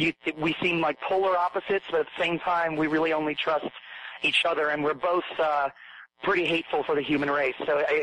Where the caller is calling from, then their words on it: Hollywood, California, United States; I am in boiling hot Hollywood at the moment, in my apartment.